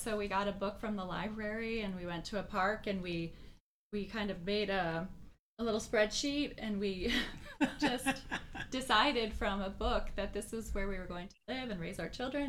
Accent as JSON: {"language": "English", "region": "Michigan", "country": "United States", "tie": "born or raised there", "also_born_or_lived": "Texas", "moved": "as an adult", "lives_now": "Colorado, United States", "said": "I grew up in Michigan."}